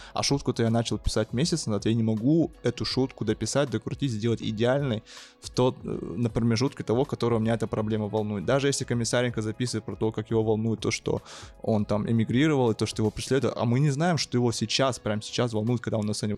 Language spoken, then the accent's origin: Russian; Yakutsk, Sakha Republic, Russia; moved away as an adult; now in Moscow, Russia; я родился в Якутске, живу в Москве полтора года, не по своей воле